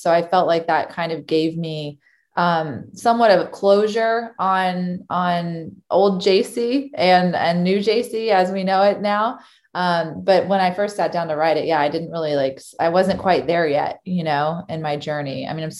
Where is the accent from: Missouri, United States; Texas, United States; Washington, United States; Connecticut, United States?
Texas, United States; moved away as an adult; now in Chicago, United States; I moved from Texas to go to college in Chicago, and I studied journalism